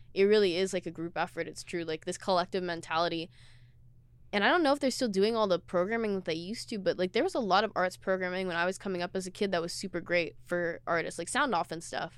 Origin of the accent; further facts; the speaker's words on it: Seattle, Washington, United States; I was born and raised in Seattle